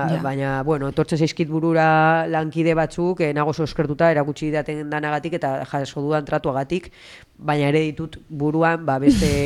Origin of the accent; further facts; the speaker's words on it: Usansolo, Basque Country, Spain; moved away; txikitan hasi nintzen ja usan solon ba horre futbito mutilekin